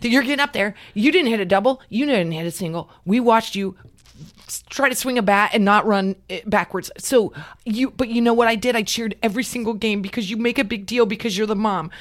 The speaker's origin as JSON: {"language": "English", "region": "Nebraska", "country": "United States", "moved": "yes", "lives_now": "California, United States", "said": "We're from Nebraska"}